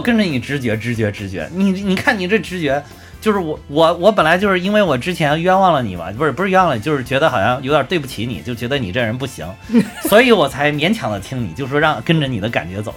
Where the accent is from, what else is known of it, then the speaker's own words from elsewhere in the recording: China; 我们中国人